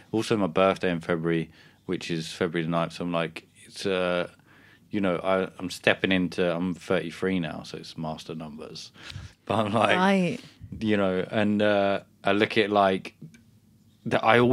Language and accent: English; England, United Kingdom; growing up in England